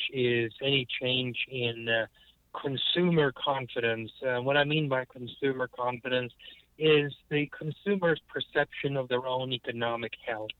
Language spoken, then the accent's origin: English; United States